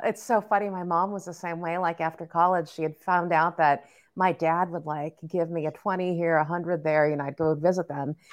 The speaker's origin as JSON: {"language": "English", "region": "Southern California", "country": "United States", "tie": "born or raised there", "said": "we grew up in Southern California and we were in LA, but then we moved to the suburbs"}